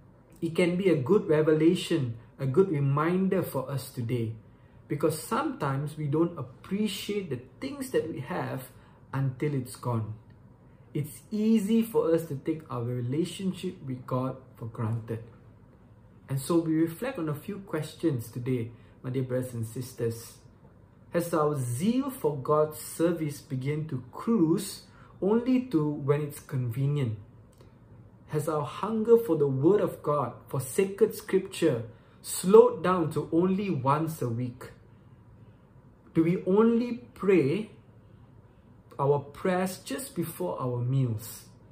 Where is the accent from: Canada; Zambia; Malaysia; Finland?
Malaysia; Once again … I'm from Malaysia.